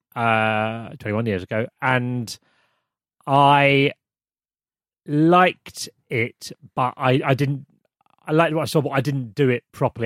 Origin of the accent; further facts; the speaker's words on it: United Kingdom; moved away as an adult; now in Vancouver, Canada; I'm, I'm from the U K